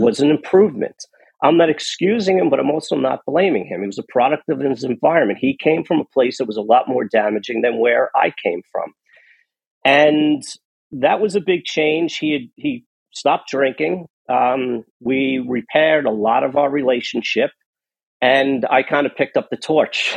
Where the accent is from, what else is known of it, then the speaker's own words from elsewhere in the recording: New York City, New York, United States; I was born in Queens. Um, so just over the river, a quick subway ride from where I was born